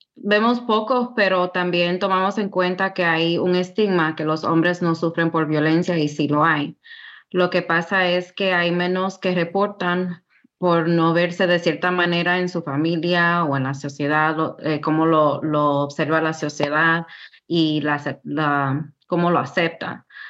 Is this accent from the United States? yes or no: yes; New York City, New York, United States; now in Tennessee, United States; yo soy de Queens, Nueva York. A una temprana edad mis padres um, vinieron de República Dominicana y pues yo y mis hermanos nacimos en New York.